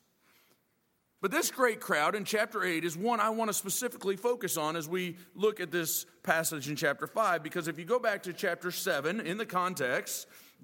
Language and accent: English; Minnesota, Midwest, United States; also born or lived in Boone, North Carolina / Illinois; now in Virginia, United States; I remember growing up in the Midwest. I grew up in Minnesota, Illinois